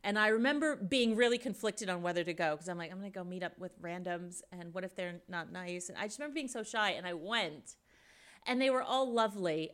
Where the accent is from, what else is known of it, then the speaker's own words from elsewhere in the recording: Indiana, United States; moved away as an adult; also born or lived in Sydney, Australia; now in Munich, Germany; I grew up in Indiana, which is the boring part no one's ever visited in the middle of the U S